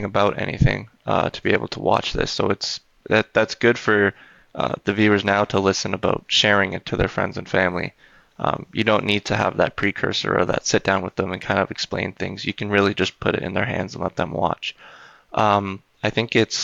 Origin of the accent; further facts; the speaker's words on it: Canada; I'm Canadian